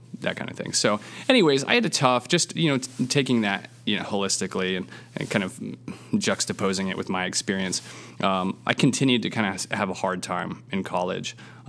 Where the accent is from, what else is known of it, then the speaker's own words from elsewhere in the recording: Seattle, Washington, United States; I was born in the Seattle area and then kind of moved around a little bit and went to high school out there